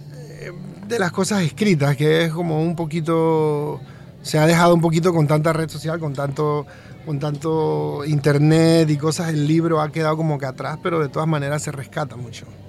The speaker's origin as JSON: {"language": "Spanish", "region": "Colón", "country": "Panama", "tie": "born or raised there", "also_born_or_lived": "Panama City", "said": "yo soy de Colón, en realidad, y bueno, nací en Panamá porque eh, mi madre vino a darme a luz acá a Panamá, pero me crié en Colón casi siempre"}